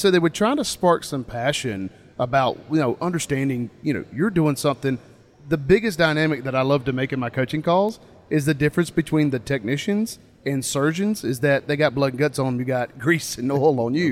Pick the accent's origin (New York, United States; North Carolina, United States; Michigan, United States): North Carolina, United States; I'm from North Carolina, so in our state